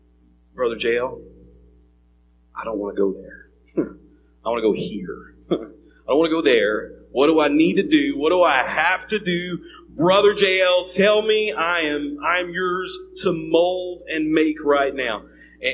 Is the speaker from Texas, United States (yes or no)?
yes; East Texas, United States; I grew up in East Texas, so East Texas, grew up there